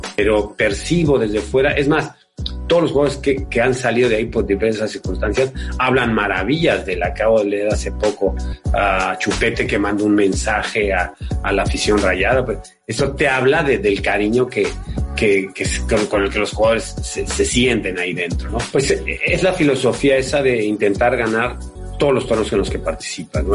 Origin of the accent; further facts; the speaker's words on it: Mexico; moved away as an adult; also born or lived in Spain; soy de allá y, ahí crecí, y me formé